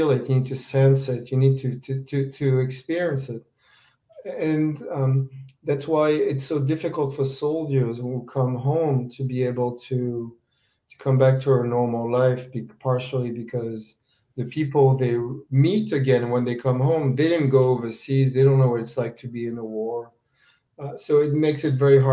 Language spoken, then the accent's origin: English; France; now in United States; growing up in France and later in the U.S.